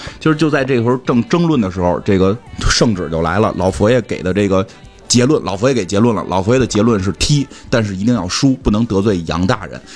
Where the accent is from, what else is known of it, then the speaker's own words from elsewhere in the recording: China; 让我们中国人意淫一下